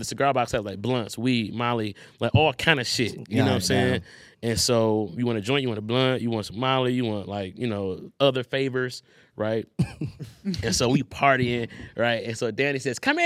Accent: Detroit, Michigan, United States; I'm from Detroit

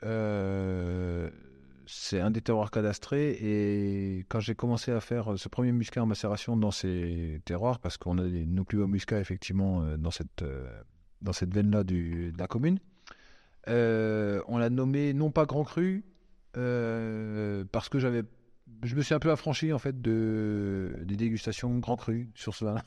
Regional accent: Alsace, Grand Est, France; j'habite pas à Avignon, j'habite pas, euh, Toulon, j'habite pas. Donc, euh, moi, je suis alsacien

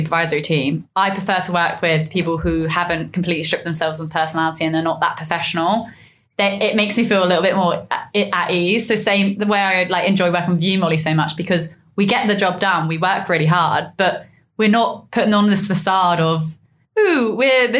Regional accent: Surrey, South East England, United Kingdom; I'm from Surrey, so I naturally sound ooh la dee da.

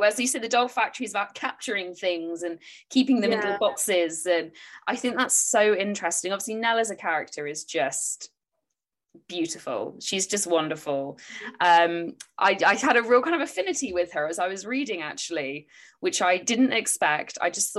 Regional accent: England, United Kingdom; We're English, so when we get like a tiny glimpse of sun, we're like, oh, I'm in Devon and it has been raining pretty much all day.

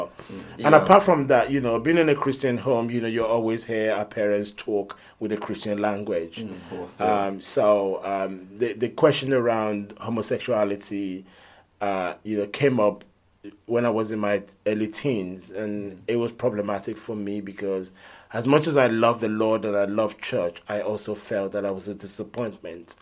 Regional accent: Nigeria; also born or lived in London; now in United Kingdom; I mean, I was born in London, but raised in Nigeria. So I'm one of those children that they gave birth to in London, and then 3 years later, you know, we went back with the family to Nigeria

